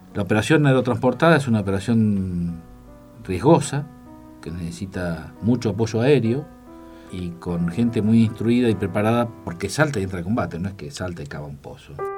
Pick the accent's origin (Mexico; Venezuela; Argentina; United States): Argentina